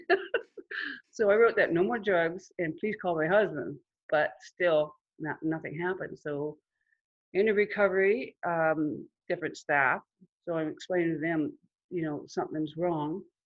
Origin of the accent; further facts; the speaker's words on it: Huntsville, Ontario, Canada; I grew up in Huntsville, in Muskoka, in a large family